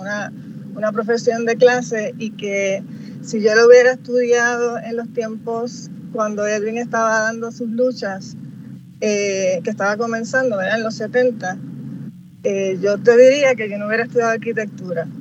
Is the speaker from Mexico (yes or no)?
no; San Juan, Puerto Rico; soy nacida y criada en Cantera